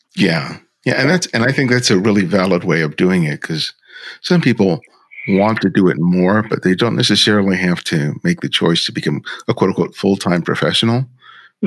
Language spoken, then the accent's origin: English; Los Angeles, California, United States; also born or lived in New York; I was born in New York, grew up in Los Angeles